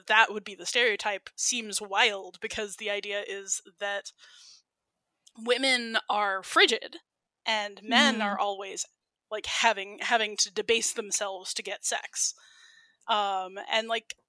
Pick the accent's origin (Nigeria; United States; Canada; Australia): United States; I'm American